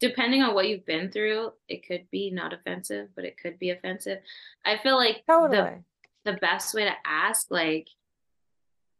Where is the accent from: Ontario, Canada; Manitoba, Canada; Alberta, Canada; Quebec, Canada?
Alberta, Canada; Edmonton; Me and my sisters and I and my dad, we were all born here in Alberta